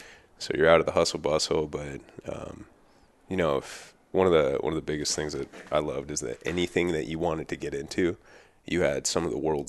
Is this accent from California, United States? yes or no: yes; Thousand Oaks, California, United States; Born and raised Thousand Oaks, which is just north of LA.